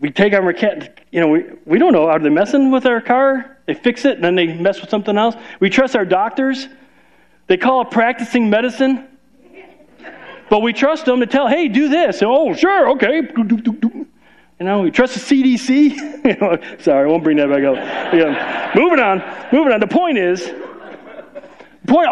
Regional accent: Chicago, Illinois, United States; moved away; We're from Chicago

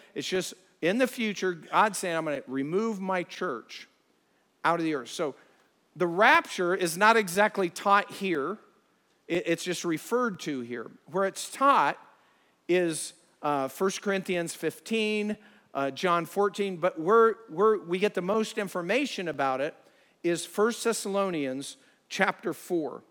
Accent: Ohio, United States; we're from Ohio

